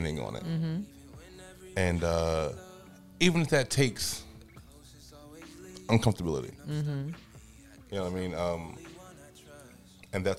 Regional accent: Paterson, New Jersey, United States; I'm from Patterson

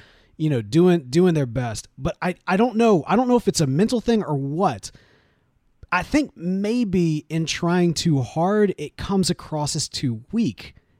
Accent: Mississippi, United States; moved away as an adult; now in Houston, United States; born and raised in Mississippi for the vast majority of my life

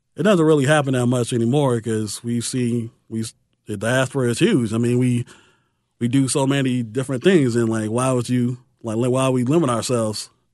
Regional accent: Chicago, Illinois, United States; I grew up, it was, it's right there at the hop, skip, and jump in the lake

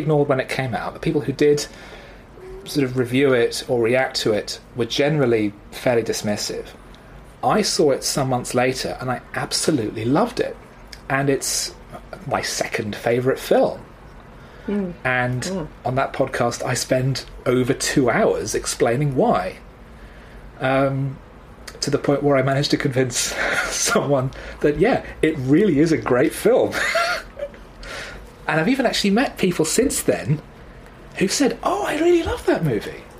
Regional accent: United Kingdom

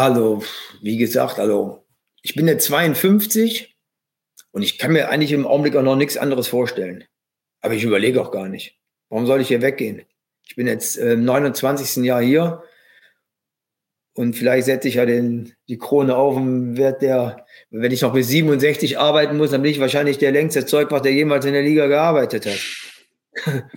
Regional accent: Germany; als Deutscher

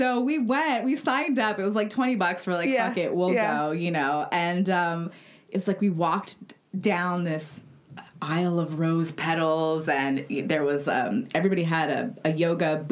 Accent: Los Angeles, California, United States; growing up in LA and also being, I'm Mexican American

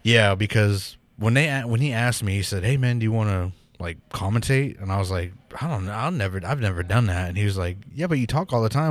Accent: Pawnee, United States; I'm from Pawnee

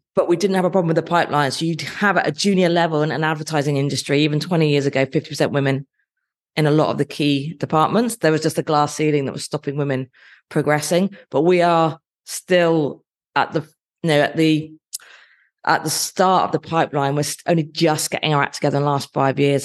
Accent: Dorset, South West England, United Kingdom; moved away as an adult; also born or lived in Nottingham; I grew up in Dorset

